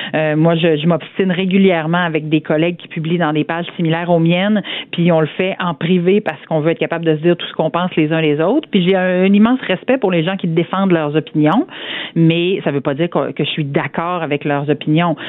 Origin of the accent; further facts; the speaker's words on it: Saint-Georges, Quebec, Canada; je, viens euh, d'une petite municipalité en région. Euh, je viens de Saint-Georges-de-Beauce